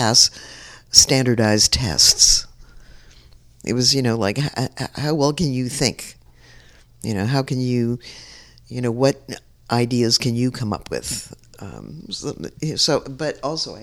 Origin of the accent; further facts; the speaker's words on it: San Francisco, California, United States; When I grew up in the North Beach community, although we lived in the marina, which was also all Italian